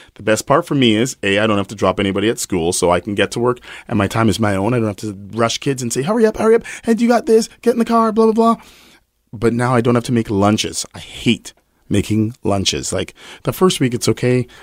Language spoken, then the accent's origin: English; Winnipeg, Manitoba, Canada; I'm totally from Winnipeg